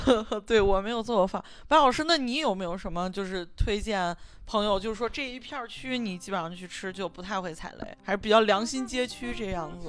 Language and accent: Chinese; Xi'an, Shaanxi, China; 我作为西安人